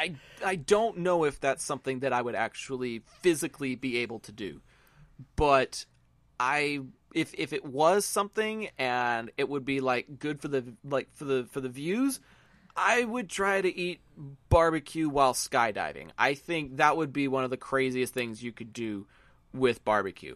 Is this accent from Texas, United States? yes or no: yes; Texas, United States; I'm a Texan